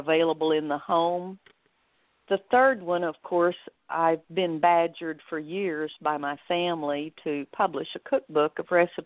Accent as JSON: {"language": "English", "town": "Amarillo", "region": "Texas", "country": "United States", "tie": "born or raised there", "also_born_or_lived": "Garland / Odessa / Richardson / Dallas", "moved": "as an adult", "lives_now": "Sherman, United States", "said": "I grew up in Amarillo"}